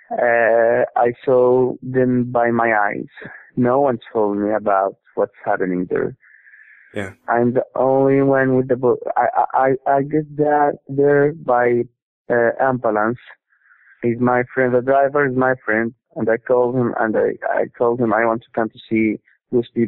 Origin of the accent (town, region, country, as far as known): Gaza Strip, Palestine; English is a second language